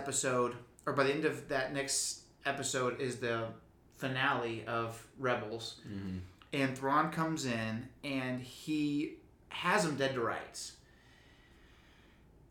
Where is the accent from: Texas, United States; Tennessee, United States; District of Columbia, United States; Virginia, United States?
Texas, United States; Houston; we're from Houston